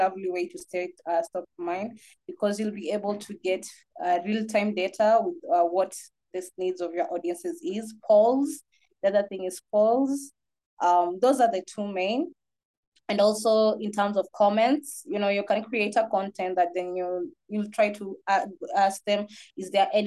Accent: Kenya; I'm from Kenya.

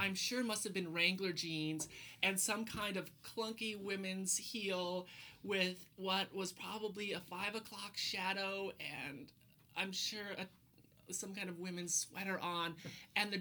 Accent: Montana, United States; moved away as an adult; now in Portland, United States; riding horses, branding cattle, and fixing fence were daily occurrences growing up in Montana

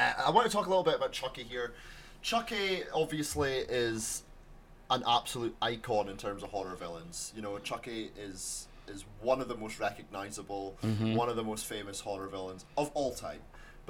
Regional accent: Aberdeen, Scotland, United Kingdom; I like Aberdeen. I've been here my whole life.

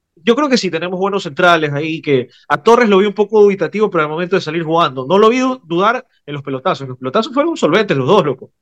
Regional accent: Ecuador

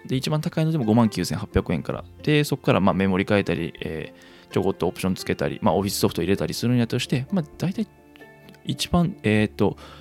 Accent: Kansai, Japan; accent: Kansai dialect; 生まれも育ちも関西という生粋の関西人

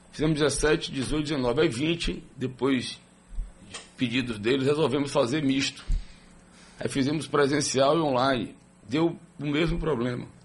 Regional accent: Aracaju, Sergipe, Brazil; eu sou de Aracaju.

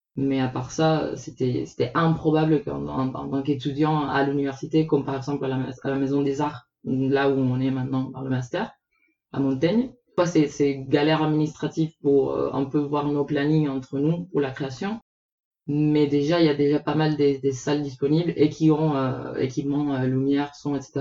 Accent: Puerto Rico; moved away; Je viens de Porto Rico, une petite île aux Caraïbes

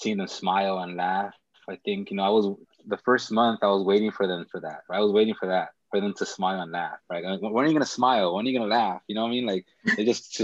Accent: Los Angeles, California, United States; also born or lived in El Sereno, Los Angeles; I grew up in Echo Park, which is about 5 miles away from where I live right now

